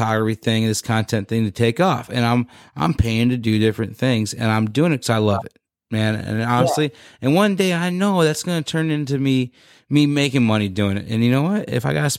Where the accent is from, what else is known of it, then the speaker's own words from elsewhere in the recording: West Virginia, United States; now in Illinois, United States; I grew up around West Virginia